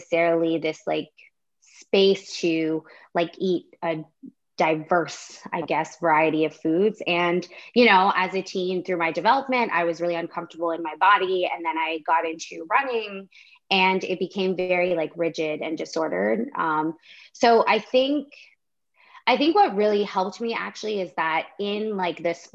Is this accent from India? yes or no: no; Canada; also born or lived in Washington, D.C., United States; I am Canadian, but I did live in the States for 3 years in Washington, D.C.